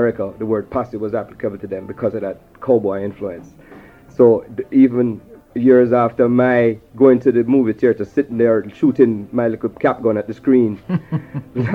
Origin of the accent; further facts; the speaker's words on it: Jamaica; moved away; also born or lived in New York; This is my upbringing. I'm a Jamaican